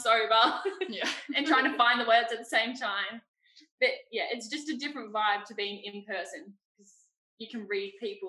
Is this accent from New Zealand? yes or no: yes; New Zealand; accent: Kiwi; now in Australia; That's my Kiwi accent.